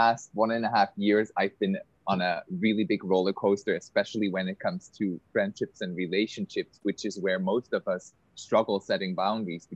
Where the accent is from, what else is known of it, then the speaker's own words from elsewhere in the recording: Switzerland; now in Bali, Indonesia; I live on Bali. We've met on Bali. I grew up in Switzerland